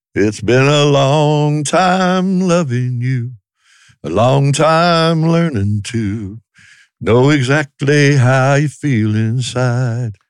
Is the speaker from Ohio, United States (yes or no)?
yes; Ohio, United States; we were kinda like a Southern rock band, but we're from Ohio